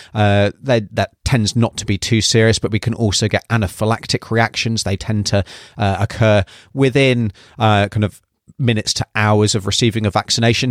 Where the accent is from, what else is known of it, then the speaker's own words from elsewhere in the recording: United Kingdom; moved away as an adult; now in New Zealand; from my accent, you can probably tell, uh, that I was originally U K-based, and that's where I did all my training as well